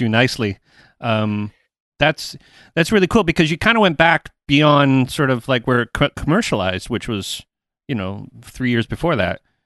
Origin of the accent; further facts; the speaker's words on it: Toronto, Ontario, Canada; I'm from Toronto. I live outside of Toronto.